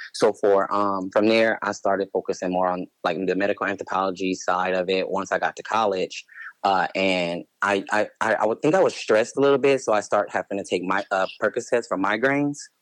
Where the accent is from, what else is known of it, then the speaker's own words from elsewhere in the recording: Cleveland, Ohio, United States; also born or lived in Los Angeles, California; now in Phoenix, United States; I grew up in Cleveland, Ohio